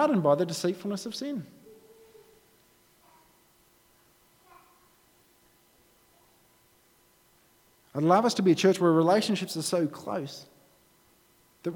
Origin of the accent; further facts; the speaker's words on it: Australia; being an Australian